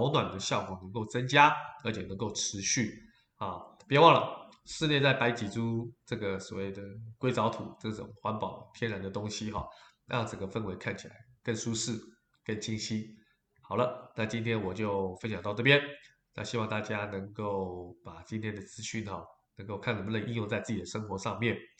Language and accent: Chinese; Taiwan; 但我们台湾人过年的时候，基本上红色在做点缀的家饰，也可以提升整个家居的氛围